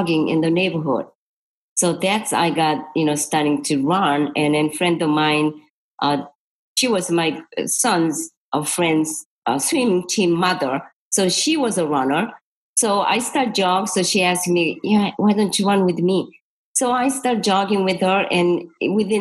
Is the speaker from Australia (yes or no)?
no; Seoul, South Korea; English is a second language; moved away as an adult; also born or lived in Florida; now in United States; I'm from Seoul, Korea. I was born, you know, Seoul, Korea, 1948. I like to say 68, but 1968 came over this country